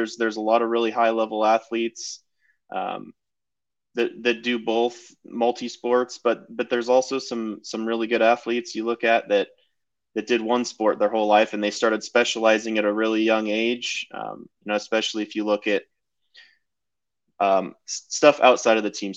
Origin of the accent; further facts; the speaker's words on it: Treasure Valley, Idaho, United States; I grew up around here in the Treasure Valley.